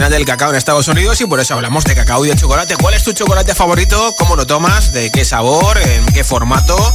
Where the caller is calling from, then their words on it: Valencia, Valencian Community, Spain; de Valencia